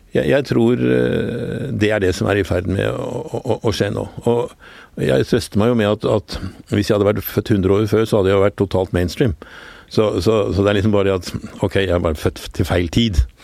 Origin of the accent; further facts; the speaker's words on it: Oslo, Norway; jeg vokste opp på Skillebekk, nederst i Gabels gate